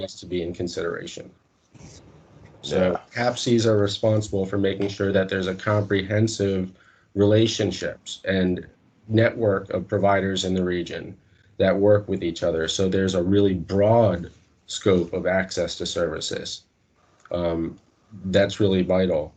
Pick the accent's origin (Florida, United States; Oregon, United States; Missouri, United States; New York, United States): Florida, United States; North Miami; originally I am from Miami, Florida, North Miami